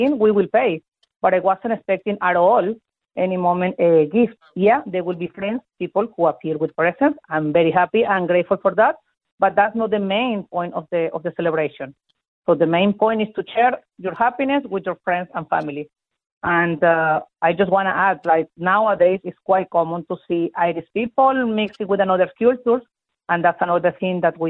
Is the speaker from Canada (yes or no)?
no; Venezuela; moved away; I'm from Venezuela